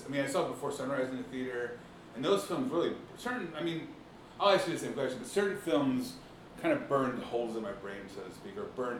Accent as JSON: {"language": "English", "town": "Philadelphia", "region": "Pennsylvania", "country": "United States", "tie": "born or raised there", "said": "I grew up in Northeast Philadelphia"}